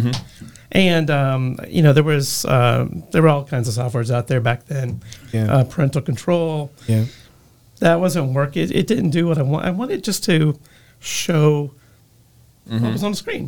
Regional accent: Greenville, South Carolina, United States; now in Kentucky, United States; I was born and raised in Greenville.

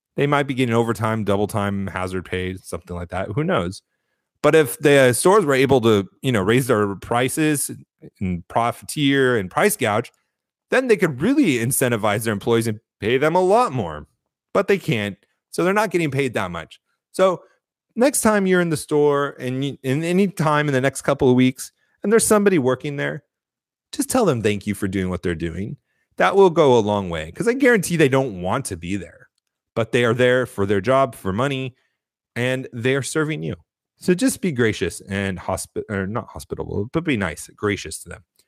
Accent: United States; who are we as Americans

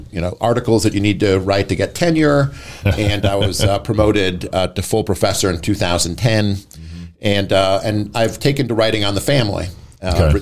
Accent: Wisconsin, United States; moved away as an adult; also born or lived in Chicago, Illinois; now in Boise, United States; I'm from the Midwest. I'm from Wisconsin

